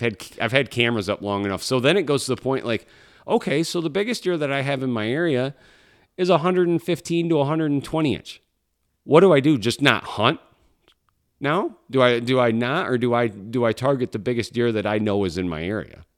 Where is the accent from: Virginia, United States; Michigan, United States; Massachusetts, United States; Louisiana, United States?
Michigan, United States; my home state of Michigan